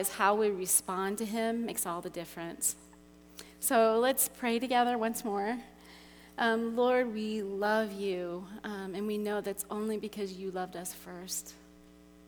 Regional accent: Cincinnati, Ohio, United States; moved away as an adult; also born or lived in Russia / China; I was born in Cincinnati, just down the road, and I grew up there

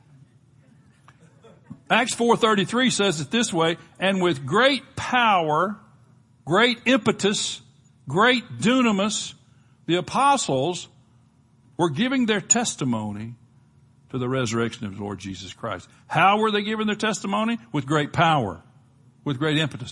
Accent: Gulf of Mexico, Gulf Coast, United States; where we grew up on the Gulf of Mexico

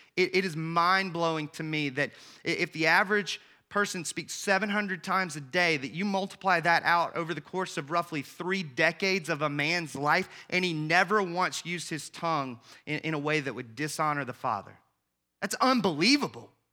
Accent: the South, United States; I grew up in the South

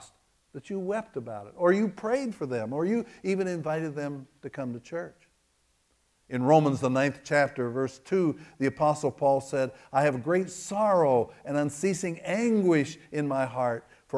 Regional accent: Kentucky, United States; I am from Kentucky

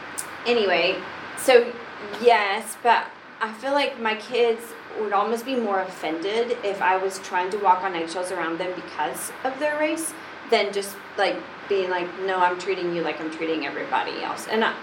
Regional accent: Brentwood, United States; Like, we grew up in Brentwood, and she was like, nobody here is Hispanic.

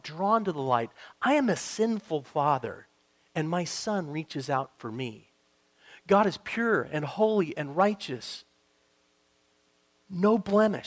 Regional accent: Montana, United States; moved away; I'm from Montana

